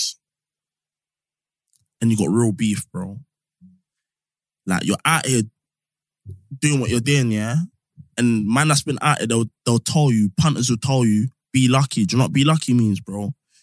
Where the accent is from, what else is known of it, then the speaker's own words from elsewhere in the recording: Northwest, London, United Kingdom; I'm from Northwest